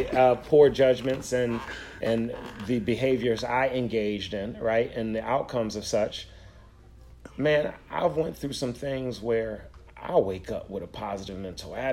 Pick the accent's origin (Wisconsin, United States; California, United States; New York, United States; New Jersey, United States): New York, United States; Buffalo; I'm from Buffalo